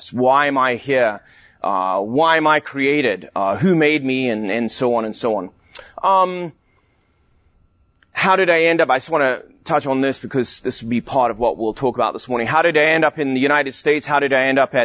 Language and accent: English; South Africa; also born or lived in London, England; I was born in England, in London, a long time ago. And when I was 9 years old, my family immigrated to South Africa.